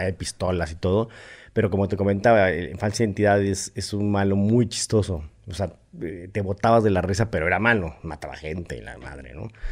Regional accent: Mexico City, Mexico; nací en la Ciudad de México.

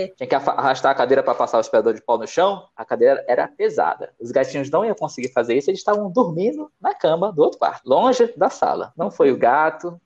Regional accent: Manaus, Amazonas, Brazil; moved away as an adult; also born or lived in São Paulo; Manaus, que é onde eu cresci

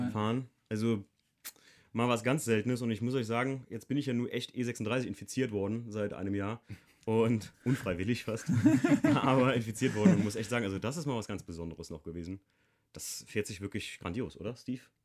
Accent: Rhineland-Palatinate, Germany; ich komme ja noch unten vom Moseltal, da mischt sich das noch Eifel und Hunsrück

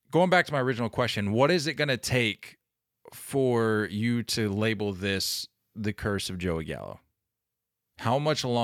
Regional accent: Bronx, New York, United States; born there; And I was born in the Bronx. I know what the hell I'm talking about.

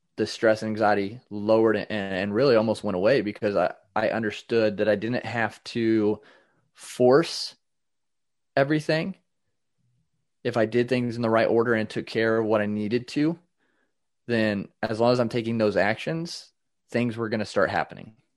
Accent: Indiana, United States; I am from Indiana, uh, in the United States

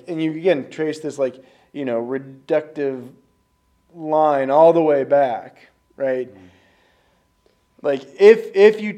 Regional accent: Kansas, United States; I was raised in Kansas

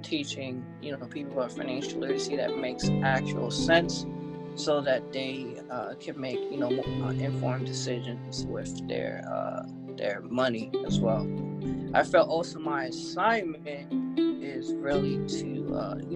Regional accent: New York City, New York, United States; born and raised in Brooklyn, New York

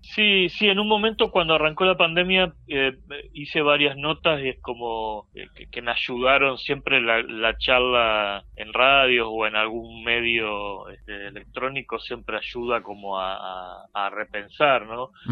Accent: Argentina; moved away; es mi ciudad natal

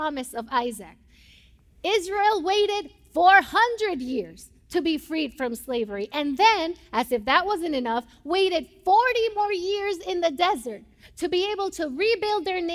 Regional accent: Puerto Rico; first language Spanish; English is a second language; moved away as an adult; now in United States; I'm from Puerto Rico

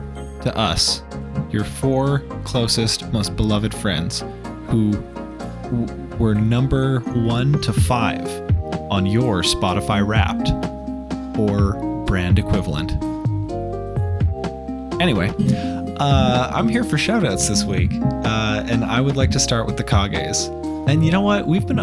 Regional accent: Texas, United States; Also, I'm from Texas.

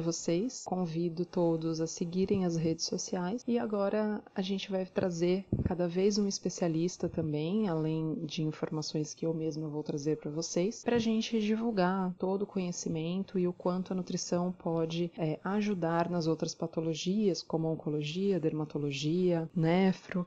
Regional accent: Santos, São Paulo, Brazil; Eu sou de Santos

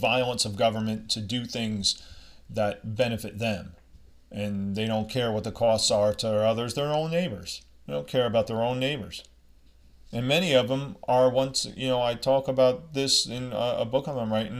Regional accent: United States; I'm from America

